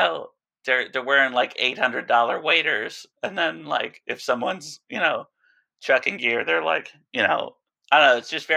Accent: East Coast, United States; now in Alaska, United States; growing up on the East Coast

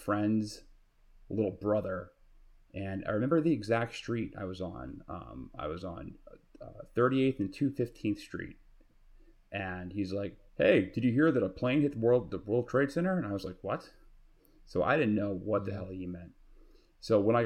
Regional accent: New York City, New York, United States; I grew up in Queens.

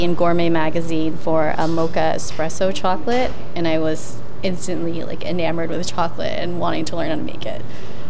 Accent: Santa Rosa, California, United States; We were teenagers at the time, growing up in Santa Rosa.

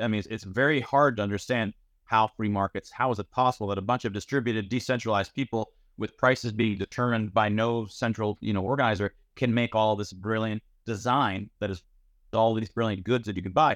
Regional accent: United States; I'm, I'm from Iran. My father's from Iran. My wife is from Iran. I was born in the United States.

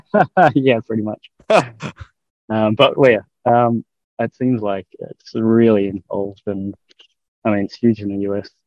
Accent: Australia; I'm from Australia

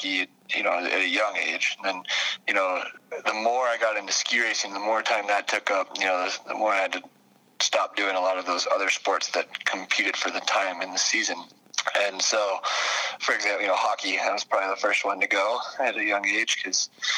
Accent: Frisco, Colorado, United States; also born or lived in Vail, Colorado; drove over the pass to Frisco, Colorado, which is just a little bit higher. Grew up in it's a small ski community

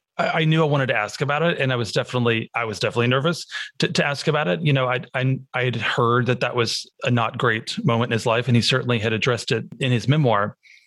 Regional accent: Arkansas, United States; I'm from Arkansas

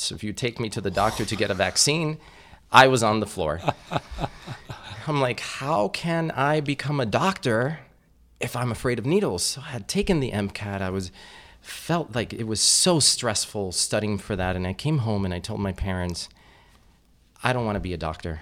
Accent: Miami, Florida, United States; I grew up in Miami, which is kind of like little Cuba

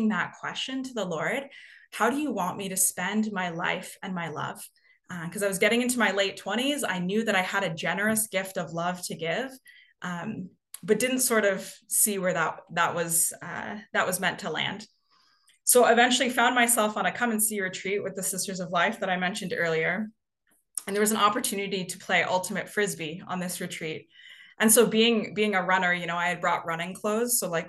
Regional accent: Canada; moved away as an adult; also born or lived in Toronto; I am originally from Canada. You may be able to hear that in my accent

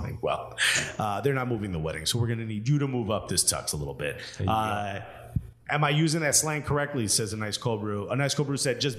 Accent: New York, United States; I say I'm from New York.

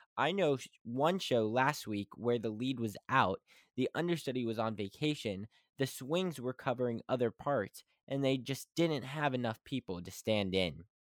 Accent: West Virginia, United States; I am from West Virginia

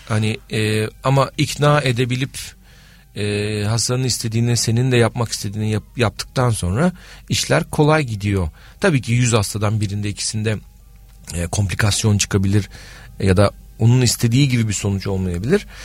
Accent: Adana, Turkey; Ben Adanalıyım.

